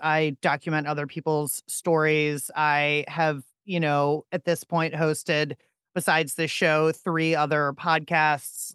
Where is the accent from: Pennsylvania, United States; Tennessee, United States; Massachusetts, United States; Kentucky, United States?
Pennsylvania, United States; Pittsburgh; I'm from Pittsburgh